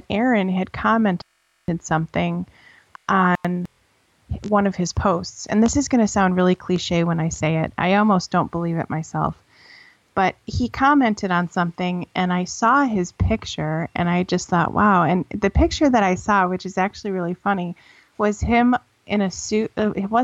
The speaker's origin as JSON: {"language": "English", "town": "Buffalo", "region": "New York", "country": "United States", "tie": "born or raised there", "moved": "as an adult", "lives_now": "Asheville, United States", "said": "I was born and raised in Buffalo, New York."}